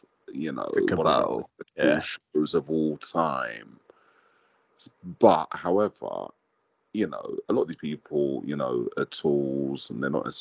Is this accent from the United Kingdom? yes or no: yes; England, United Kingdom; I'm from England